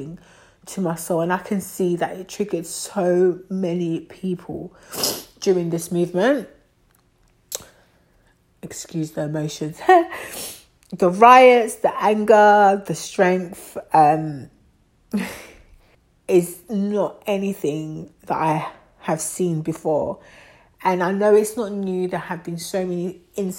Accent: Côte d’Ivoire; moved away; I'm West African. I'm from Ivory Coast. I'm French-speaking.

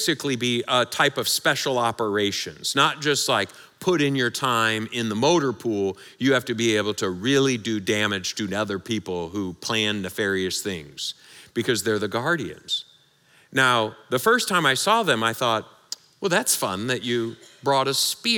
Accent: Michigan, United States; I'm from Michigan

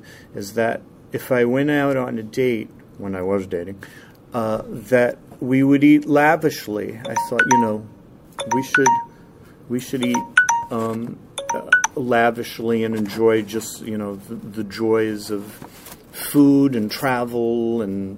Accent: United States; I'm from the New York metro area

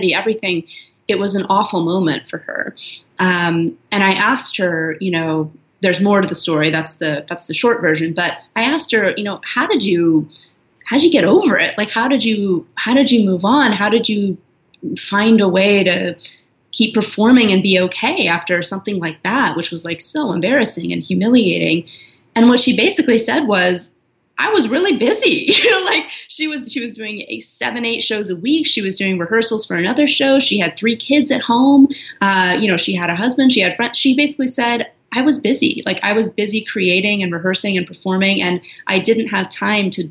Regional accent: Los Angeles, California, United States; moved away; Los Angeles, which is my hometown

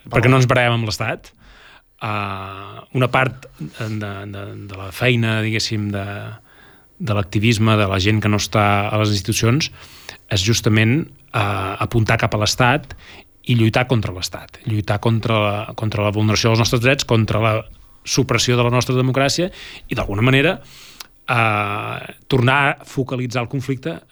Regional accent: Catalonia, Spain; nosaltres, eh, com a catalans, com a independentistes, com a eh, ciutadans, eh, tenim una institució que ens ha de representar

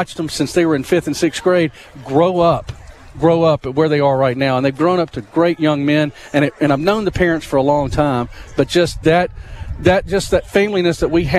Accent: Carrollton, Georgia, United States; moved away as an adult; also born or lived in Alabama; I'm actually from Carrollton, Georgia, but I brought my family here back in 2016.

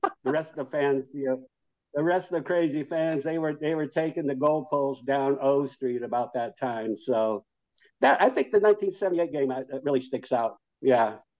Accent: Lincoln, Nebraska, United States; I was born and raised here in Lincoln. You know, I was six blocks from the from campus. Lived here all my life

